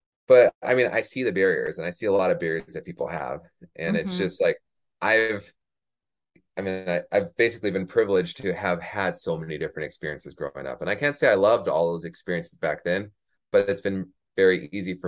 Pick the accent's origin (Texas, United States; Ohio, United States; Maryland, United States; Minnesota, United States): Minnesota, United States; also born or lived in Oklahoma / Michigan / New Mexico / Arizona; now in Colorado, United States; So I like to say I grew up in Minnesota, even though I only went to high school there.